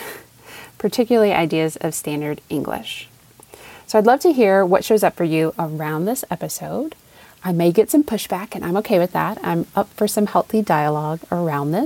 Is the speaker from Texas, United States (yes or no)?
no; Raleigh, North Carolina, United States; accent: Southern; I was born in Raleigh, North Carolina, and I grew up there.